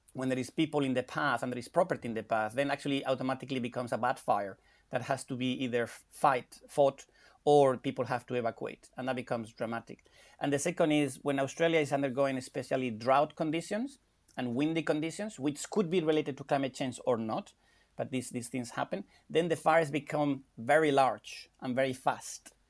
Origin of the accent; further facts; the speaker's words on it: Spain; moved away; I'm from Spain